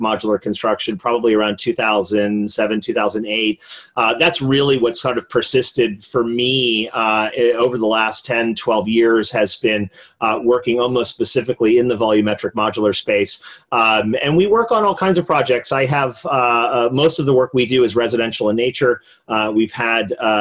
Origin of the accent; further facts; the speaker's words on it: East Coast, United States; moved away as an adult; now in California, United States; I grew up on the East Coast